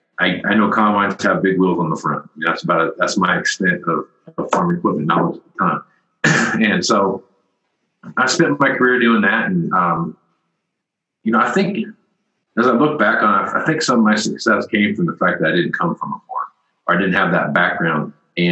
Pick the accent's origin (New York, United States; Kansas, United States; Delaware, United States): Kansas, United States; Wichita; That's my hometown, or near my hometown, Wichita, Kansas